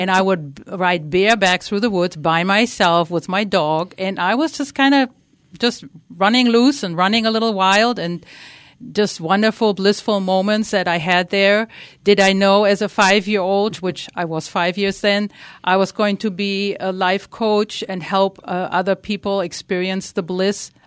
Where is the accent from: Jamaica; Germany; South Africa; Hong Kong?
Germany; English is a second language; moved away; I grew up in Germany. You might notice a, a slight tiny accent